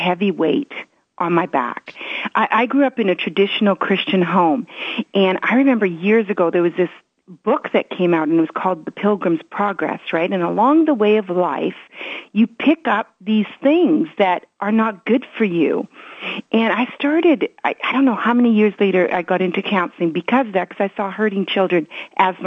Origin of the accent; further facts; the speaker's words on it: Canada; English is a second language; also born or lived in Belgium; I was born in Belgium as my history. And so they brought me to Canada, and I lost my grandparents